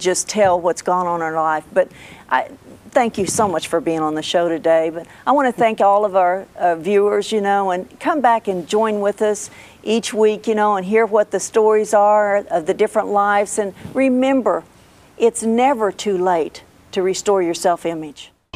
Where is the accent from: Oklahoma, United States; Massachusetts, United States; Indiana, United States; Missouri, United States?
Oklahoma, United States; I'm from Oklahoma